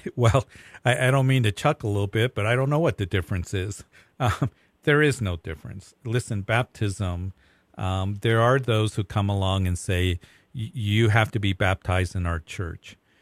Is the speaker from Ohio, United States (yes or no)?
no; Fountain, Colorado, United States; also born or lived in Aurora, Colorado; I grew up in the Fountain area, Whitefield area